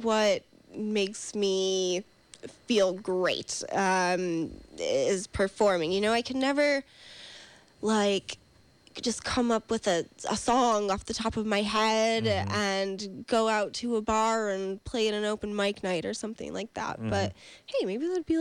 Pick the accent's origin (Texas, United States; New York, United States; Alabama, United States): New York, United States; now in California, United States; I'm from New York.